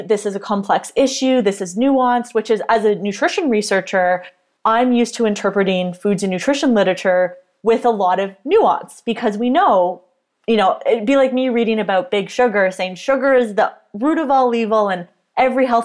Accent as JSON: {"language": "English", "country": "Canada", "said": "I am a Canadian registered dietitian and sports nutritionist"}